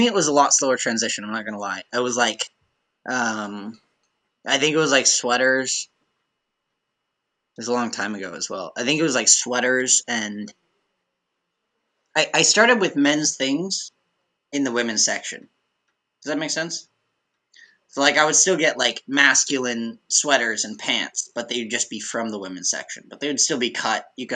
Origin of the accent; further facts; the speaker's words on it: Billings, Montana, United States; growing up in Billings, Montana